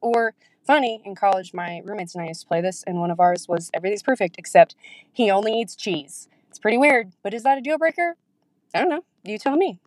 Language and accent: English; Uganda; now in Oklahoma, United States; I'm currently in Oklahoma, but I'm from Uganda